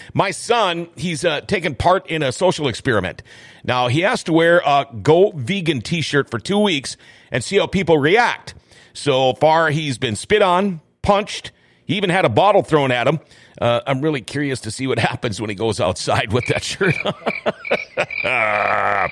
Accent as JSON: {"language": "English", "town": "Thief River Falls", "region": "Minnesota", "country": "United States", "said": "I'm from from Thief River Falls originally"}